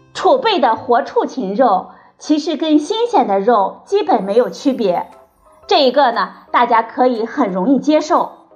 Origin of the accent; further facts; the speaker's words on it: China; 我们中国人呢，也是世界上最能吃猪肉的人。